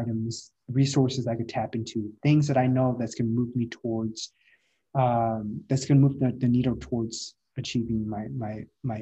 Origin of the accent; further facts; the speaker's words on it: Midwest, United States; moved away as an adult; also born or lived in San Francisco; now in San Diego, United States; I'm from the Midwest